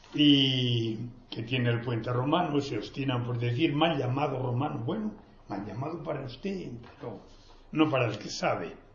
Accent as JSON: {"language": "Spanish", "town": "Vierdes", "region": "Castile and León", "country": "Spain", "tie": "born or raised there", "moved": "yes", "said": "mi pueblo."}